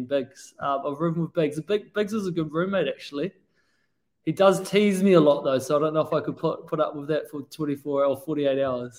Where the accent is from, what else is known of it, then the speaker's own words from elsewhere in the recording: New Zealand; I'm from New Zealand, and we've got amazing seafood there